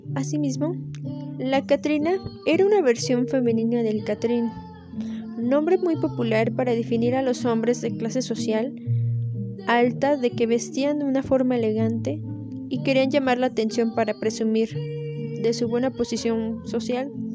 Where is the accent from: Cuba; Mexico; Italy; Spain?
Mexico; nuestras raíces son indígenas y españolas